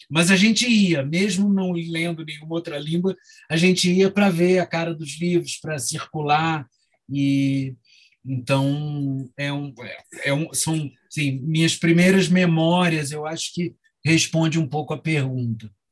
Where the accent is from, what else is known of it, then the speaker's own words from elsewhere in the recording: Rio de Janeiro, Brazil; moved away as an adult; no Rio, onde eu nasci, cresci até o, e morei até os 20 anos